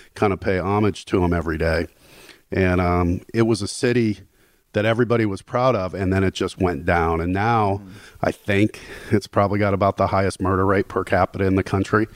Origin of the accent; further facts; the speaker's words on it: Gary, Indiana, United States; moved away; I grew up in Gary, Indiana, um, which is not exactly a hotbed for fame and fortune